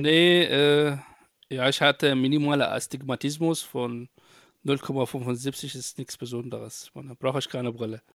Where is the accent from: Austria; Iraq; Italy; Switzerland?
Iraq; German is a second language; moved away as an adult; also born or lived in Baghdad; now in Germany; ich komme auch, ähm, ursprünglich aus Irak. Äh, 2012